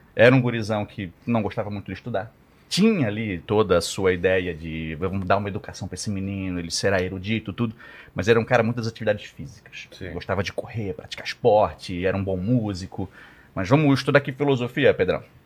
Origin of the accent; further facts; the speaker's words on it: Santa Catarina, Brazil; eu sou catarinense e lá tem a Oktoberfest